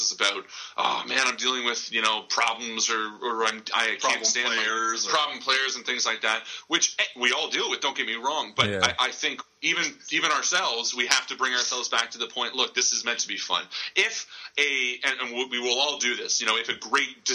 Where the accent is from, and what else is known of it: Canada